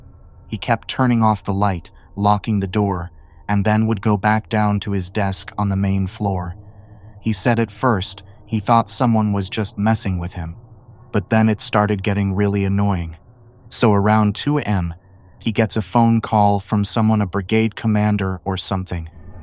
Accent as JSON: {"language": "English", "region": "Alaska", "country": "United States", "tie": "born or raised there", "said": "I grew up in Alaska, just on the bubble of civilization, sort of. Up there, even in the big cities, you'll get bears and moose and such."}